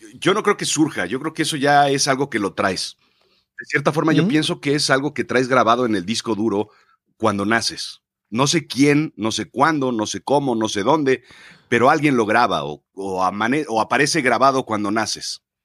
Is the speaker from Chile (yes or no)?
no; Mexico; yo nazco en México, soy mexicano